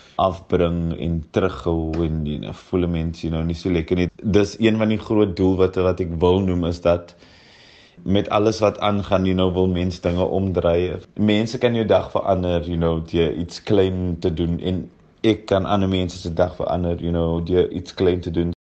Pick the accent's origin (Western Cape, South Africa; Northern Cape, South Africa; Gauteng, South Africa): Western Cape, South Africa; Cape Town; Ek kom van Mitchells Plain af